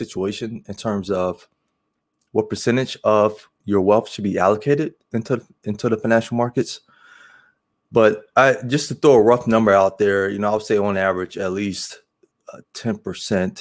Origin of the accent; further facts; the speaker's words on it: Chicago, Illinois, United States; moved away; I'm originally from Chicago